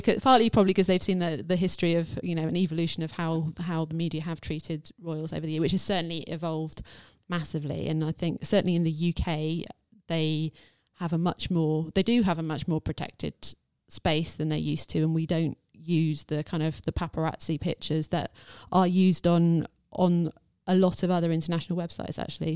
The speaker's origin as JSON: {"language": "English", "country": "United Kingdom", "said": "I'm white, I'm British"}